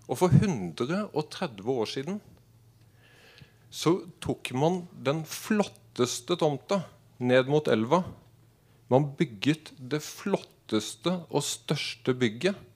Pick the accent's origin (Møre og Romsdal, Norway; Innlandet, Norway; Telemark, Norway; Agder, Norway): Agder, Norway; Arendal; jeg er innflytter fra Arendal.